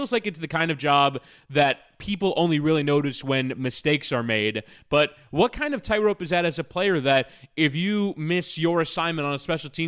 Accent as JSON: {"language": "English", "region": "the Carolinas", "country": "United States", "said": "I'm from the Carolinas."}